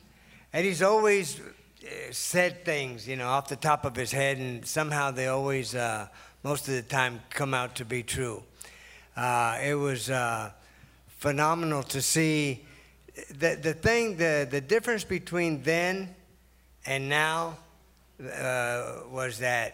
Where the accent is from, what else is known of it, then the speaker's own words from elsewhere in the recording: Texas, United States; And I grew up in Texas, so Tex-Mex was different than California Mex.